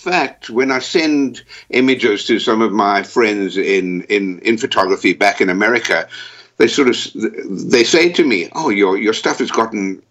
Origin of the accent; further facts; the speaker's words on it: South Africa; also born or lived in United States / Texas; now in London, United Kingdom; I was born in South Africa.